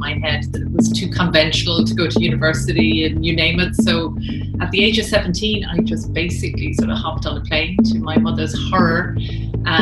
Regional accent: Killarney, Munster, Ireland; now in Greystones, Ireland; I grew up in Killarney town, right in the middle of the town

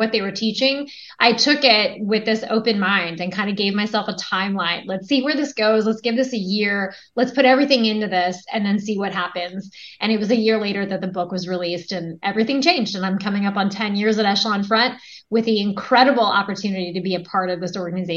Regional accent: United States; moved away as an adult; also born or lived in Los Angeles; I ended up growing up in Washington

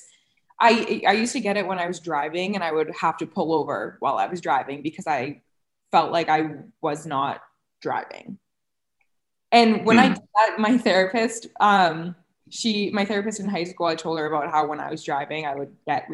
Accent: Cape Cod, Massachusetts, United States; moved away; when I grew up on Cape

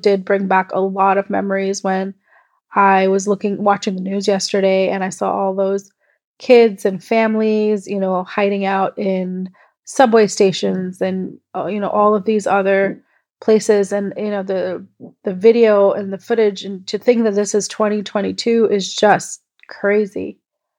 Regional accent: Kuwait; I was born and brought up in Kuwait in the Middle East

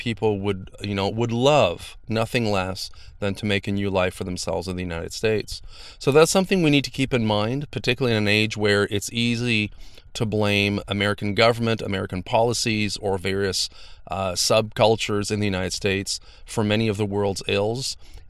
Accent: Canada; Now, as a Canadian, I always felt like we had a little bit the one-up. You know, you don't hear a lot about violence and things like that in Canada, at least less.

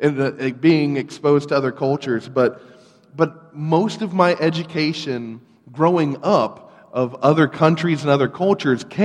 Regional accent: Ladson, South Carolina, United States; also born or lived in North Charleston, South Carolina; I grew up here in the Charleston area, actually out in Ladson

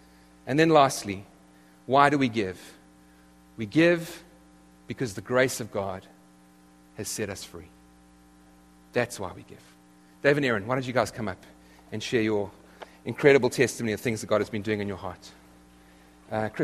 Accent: South Africa; moved away as an adult; now in United States; I come from South Africa, where you order a ham and cheese sandwich

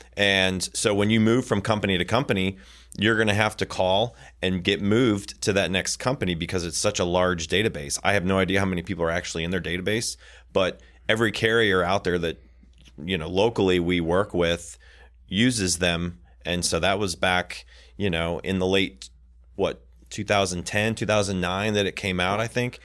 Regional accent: Michigan, United States; I worked at a lot of golf courses growing up in Michigan

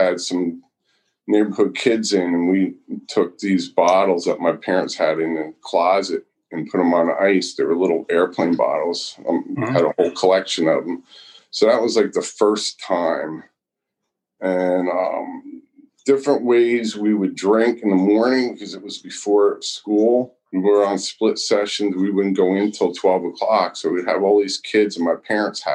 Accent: Brick Township, New Jersey, United States; Grew up in a town called Bricktown, next to Point Pleasant Borough, which is next to Point Pleasant Beach

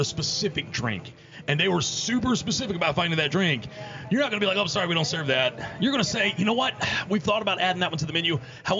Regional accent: Outer Banks, North Carolina, United States; being a native of the Outer Banks

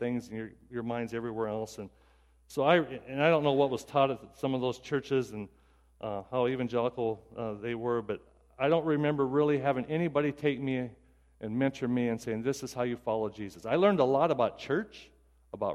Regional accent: Pierre, South Dakota, United States; I grew up in South Dakota and around Pierre

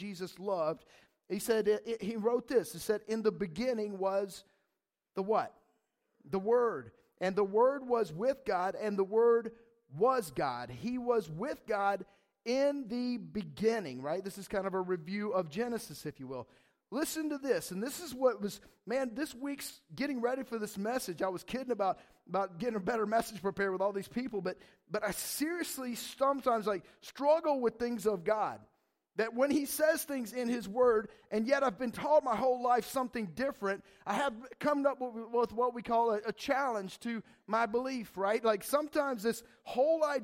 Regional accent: Atlanta, Georgia, United States; I'm from Atlanta

